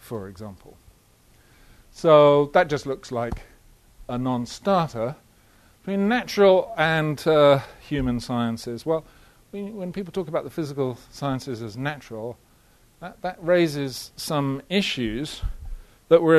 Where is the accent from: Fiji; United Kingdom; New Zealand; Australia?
United Kingdom; Halifax, Yorkshire and the Humber; I was born in Halifax